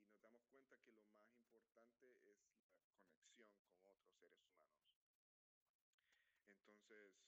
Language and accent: Spanish; Honduras; now in New Orleans, United States